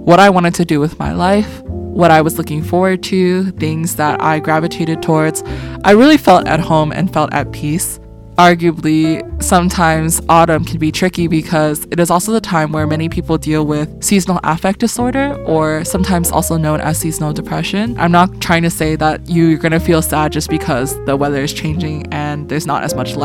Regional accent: California, United States; also born or lived in Boston; growing up in California

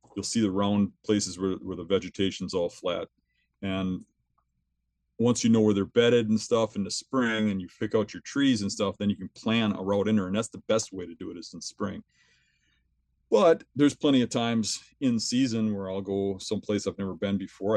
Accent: southeastern Wisconsin, United States; I'm from southeastern Wisconsin. I've always lived here my whole life. Um, I grew up here

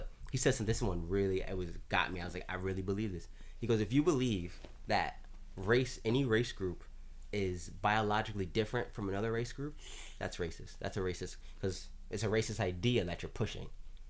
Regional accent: Jamaica; Like we're from, like even us, me and Asante, we're from Jamaica, per se.

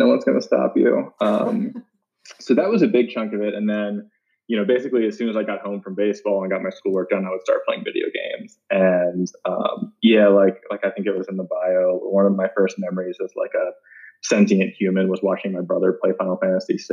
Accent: Baltimore, Maryland, United States; moved away as an adult; I was born and raised in Baltimore and lived there until I went to college

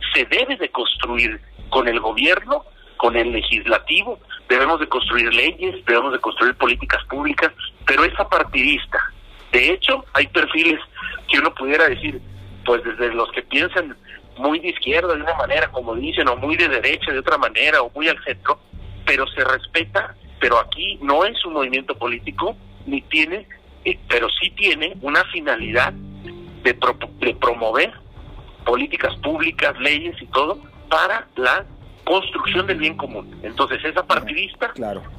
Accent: Mexico; also born or lived in Jalisco; como mexicanos

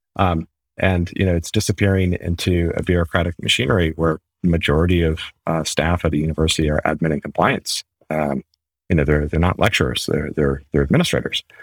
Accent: New England, United States; moved away as an adult; also born or lived in United Kingdom / Germany; now in Mountain View, United States; so I'm from America. Uh, the New England area originally, been living in the U K and Germany for most of the last ten or fifteen years.

